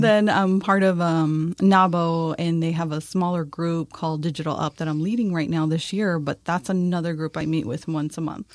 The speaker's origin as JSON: {"language": "English", "town": "El Paso", "region": "Texas", "country": "United States", "moved": "yes", "lives_now": "San Antonio, United States", "said": "I'm originally from El Paso, Texas. Came to San Antonio, of course."}